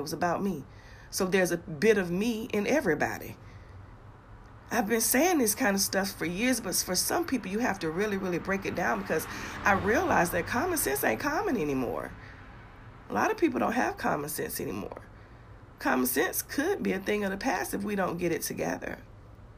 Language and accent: English; Augusta, Georgia, United States; my hometown, Augusta, Georgia, where my mother and I have home